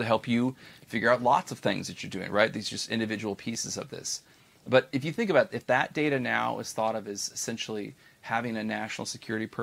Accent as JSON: {"language": "English", "country": "United States", "said": "as an American"}